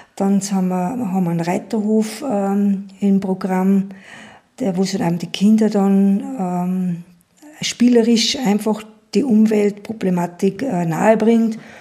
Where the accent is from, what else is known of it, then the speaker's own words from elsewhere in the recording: Schärding, Upper Austria, Austria; bin aus Scherding